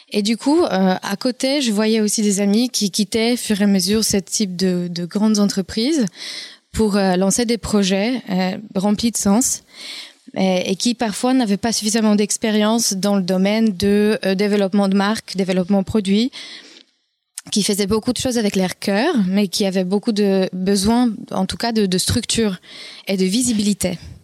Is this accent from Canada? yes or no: no; Poland; accent: Polish; French is a second language; moved away as an adult; now in France; Je suis polonaise d'origine, d'où vient mon accent